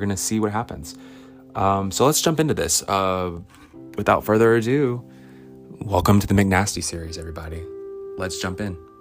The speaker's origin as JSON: {"language": "English", "town": "Alexandria", "region": "Louisiana", "country": "United States", "tie": "born or raised there", "said": "I grew up in Alexandria, which is 45 minutes from Northwestern"}